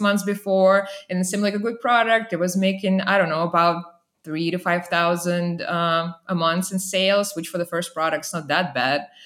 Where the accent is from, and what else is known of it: Saint Petersburg, Russia; born or raised there; moved away as an adult; also born or lived in Vermont, United States; now in Texas, United States